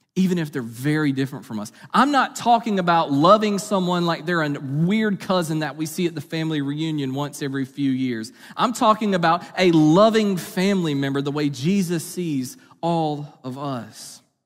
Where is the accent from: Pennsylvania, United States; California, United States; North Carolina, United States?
North Carolina, United States; Eastern; I grew up in Eastern North Carolina